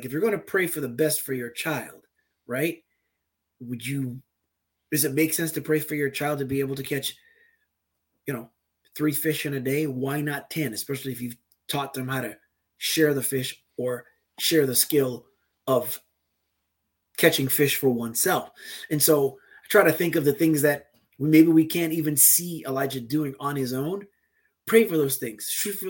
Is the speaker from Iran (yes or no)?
no; U.S. Virgin Islands; like growing up in the Virgin Islands, I was baptized in an Episcopal church, in the Anglican religion.